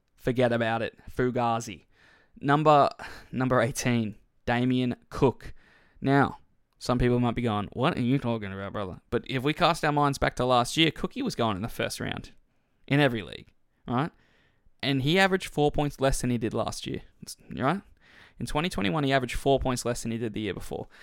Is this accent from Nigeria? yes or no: no; Queensland, Australia; as a Queenslander